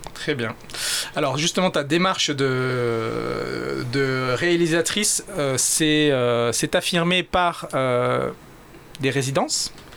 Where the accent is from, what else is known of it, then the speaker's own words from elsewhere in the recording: Réunion; chez nous à La Réunion